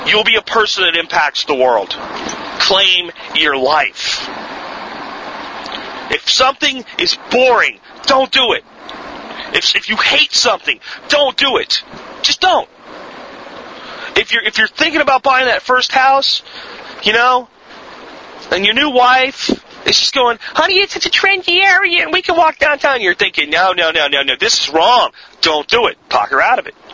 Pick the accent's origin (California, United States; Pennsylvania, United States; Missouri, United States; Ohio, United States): Pennsylvania, United States; there's still a lot of places where I grew up in Pennsylvania where you want to hunt deer